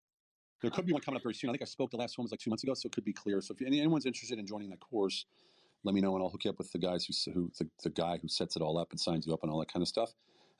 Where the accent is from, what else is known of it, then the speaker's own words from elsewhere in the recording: Philadelphia, Pennsylvania, United States; moved away as an adult; now in Europe; I'm from Philly.